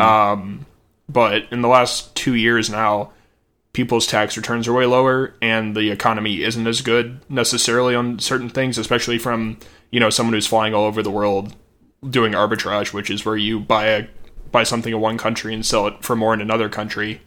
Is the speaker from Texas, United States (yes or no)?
no; Missouri, United States; I'm from Missouri